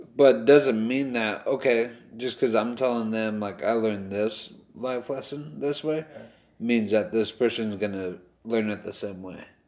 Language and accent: English; Westminster, California, United States; We grew up in Westminster.